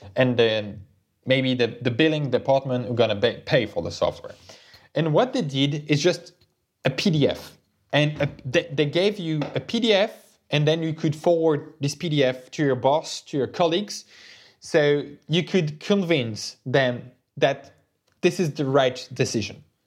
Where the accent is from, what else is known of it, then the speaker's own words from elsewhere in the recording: France; we are French people, we come from Europe